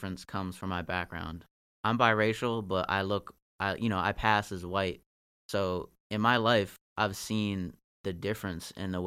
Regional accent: Northern Virginia, United States; also born or lived in Marshall, Virginia; I'm from Virginia. Like, I grew up in Northern Virginia

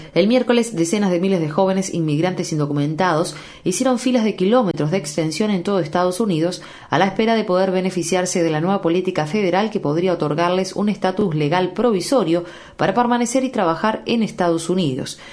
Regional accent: Ecuador

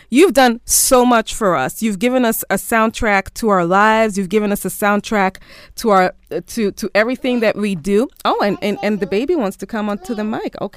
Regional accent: Kenya; Thank you so much as a Kenyan artist, as a Kenyan creative, putting in work for everything that you do.

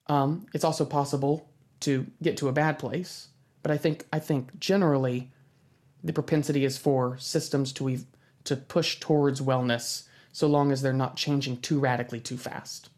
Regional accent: United States; I'm American

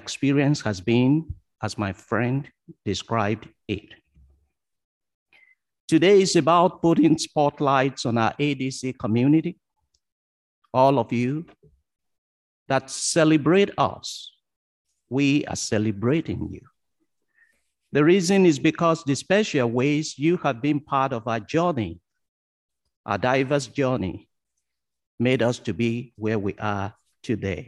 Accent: Ondo, Nigeria; moved away as an adult; now in Wolfville, Canada; I was born in Ondo in Nigeria, a small town where I learned to treasure the value of community.

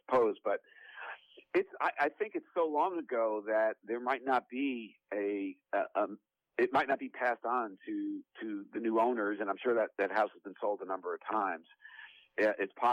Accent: Englewood, New Jersey, United States; I grew up in Englewood

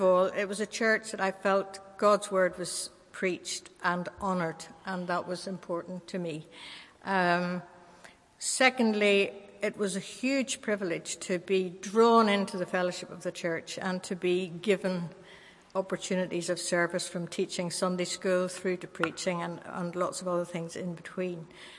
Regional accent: Northern Ireland, United Kingdom; moved away as an adult; now in London, United Kingdom; I stuck with the church I was brought up in Northern Ireland.

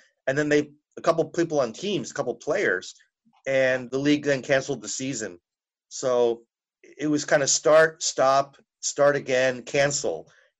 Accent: New Jersey, United States; I guess growing up in New Jersey kind of helped, just to be aware of who he was, because I liked reading.

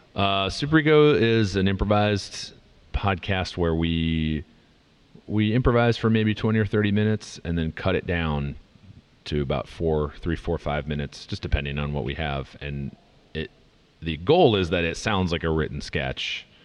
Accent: near Minneapolis, Minnesota, United States; moved away as an adult; also born or lived in Madison, Wisconsin; now in Los Angeles, United States; I grew up near Minneapolis

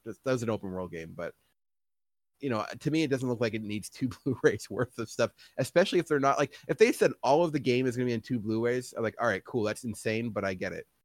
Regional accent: Canada; grew up in Canada, lives here, and, and that's my home

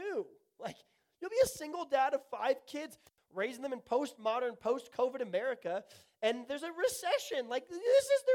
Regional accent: Tulsa, Oklahoma, United States; also born or lived in the Midwest / the South; I grew up at a Tulsa Lutheran school in Tulsa, Oklahoma. I grew up in the Midwest and in the South.

